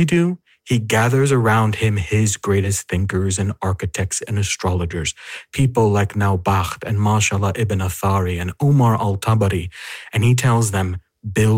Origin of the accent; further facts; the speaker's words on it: United States; that howdy was a clear indication I am from America